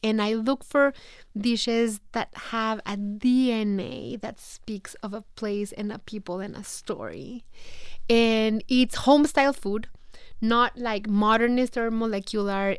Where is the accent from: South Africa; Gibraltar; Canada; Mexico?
Mexico; accent: Mexican; English is a second language; moved away as an adult; now in United States; feeling, you know, so Mexican, feeling, missing Mexico so much.